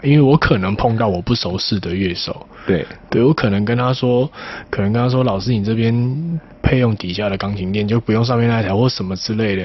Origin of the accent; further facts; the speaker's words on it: Tainan, Taiwan; 我台南人，出生在台南一个蛮乡下的地方